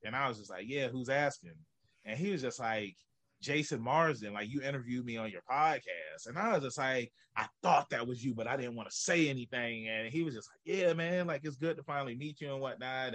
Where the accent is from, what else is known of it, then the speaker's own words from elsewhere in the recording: Norfolk, Virginia, United States; I was born and raised here in Norfolk, Virginia